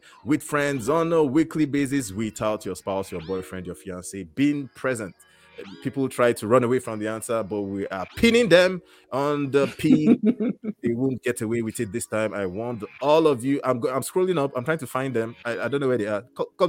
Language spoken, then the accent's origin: English; Calgary, Alberta, Canada; from Calgary, Canada.